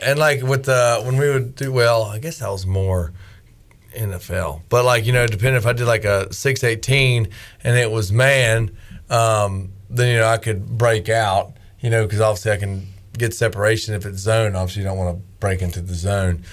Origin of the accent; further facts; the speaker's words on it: Winston-Salem, North Carolina, United States; moved away; Winston-Salem, my hometown, Winston-Salem